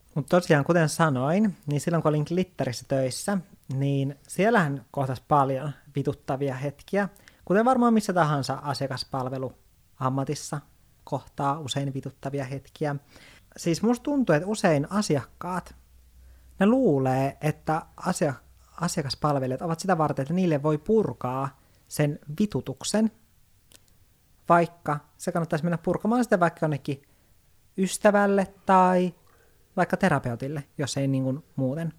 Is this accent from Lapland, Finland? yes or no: yes; Lapland, Finland; moved away; olen Lapista kotoisin